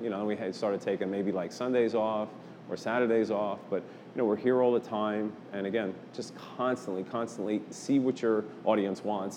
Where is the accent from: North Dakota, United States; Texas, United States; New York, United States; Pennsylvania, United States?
New York, United States; moved away; I'm originally from New York